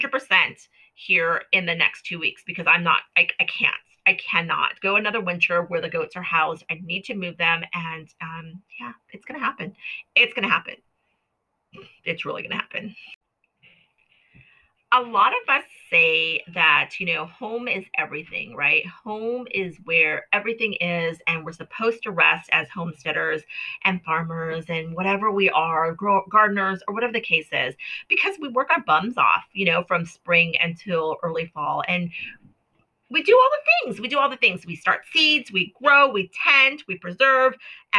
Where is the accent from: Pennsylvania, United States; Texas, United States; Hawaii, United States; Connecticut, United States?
Hawaii, United States; also born or lived in Florida; now in Washington State, United States; I grew up in Hawaii. I grew up in Florida. My family was a military family, you know, to maximize where we were stationed. We traveled a lot in the country in which we were at. So moving to Washington State has really stifled that outdoor personality in myself.